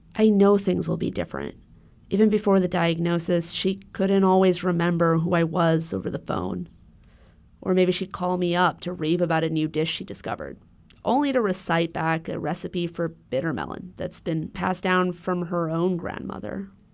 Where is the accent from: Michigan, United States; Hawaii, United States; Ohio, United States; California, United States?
Hawaii, United States; Honolulu; moved away; I grew up in Honolulu.